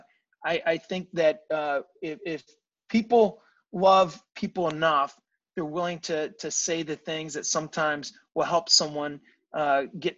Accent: Virginia, United States; I grew up in Virginia, and my parents were from Baltimore

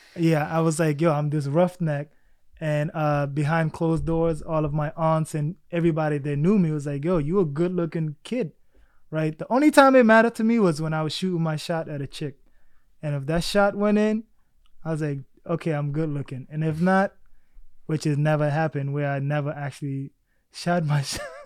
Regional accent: Baltimore, Maryland, United States; English is a second language; also born or lived in South Sudan / Egypt; now in New York City, United States; growing up in Baltimore

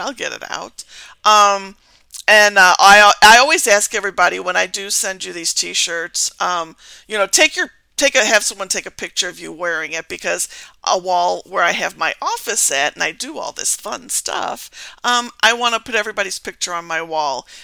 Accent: Missouri, United States; I'm from uh, Pluto, Missouri, okay. in the United States

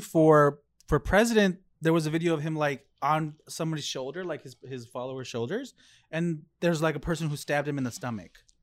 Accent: United States

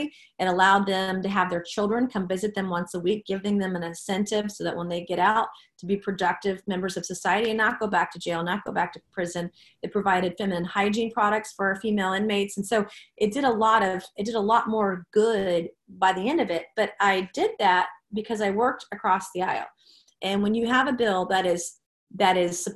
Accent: the Lowcountry, South Carolina, United States; I grew up in the Lowcountry

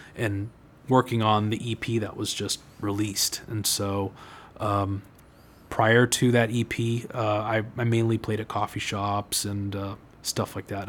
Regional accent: Austin, Texas, United States; also born or lived in Dripping Springs, Texas; born and raised uh, in Austin and around Austin. I, I went to high school and, and, school in Dripping Springs, Texas. So Central Texas native

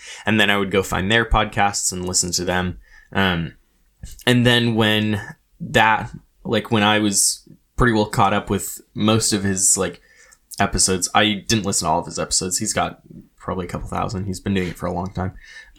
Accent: Renton, Washington, United States; And so I'm from Seattle. I've grown up my whole life in Renton.

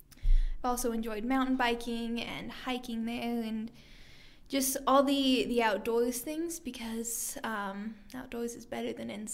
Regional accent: Lake Tahoe, Nevada, United States; I am from Lake Tahoe, Nevada.

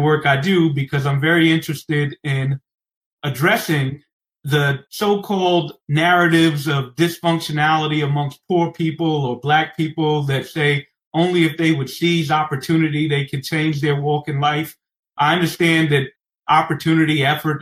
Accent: New York City, New York, United States; I grew up in Medford-Stuyvesant before it gentrified

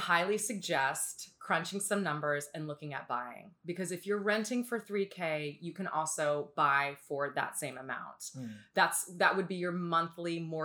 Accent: Indiana, United States; I was born and bred in Indiana

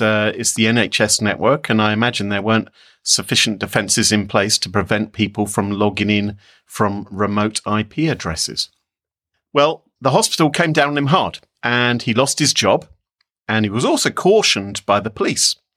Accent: United Kingdom; I'm British

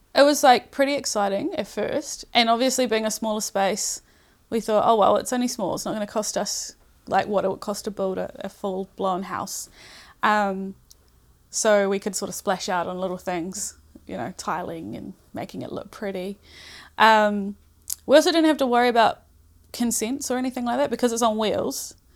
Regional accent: Rotorua, Bay of Plenty, New Zealand; also born or lived in Auckland; now in Whangarei, New Zealand; I come from Rotorua, born and bred in Rotorua

